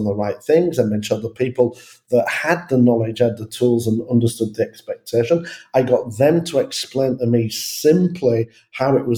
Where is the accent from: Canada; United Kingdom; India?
United Kingdom; England; I'm English